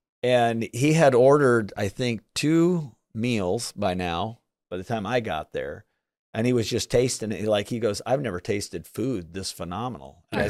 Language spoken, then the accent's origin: English; Midwest, United States; growing up in the Midwest, I mean, we always heard Midwest values and work ethics and things like that.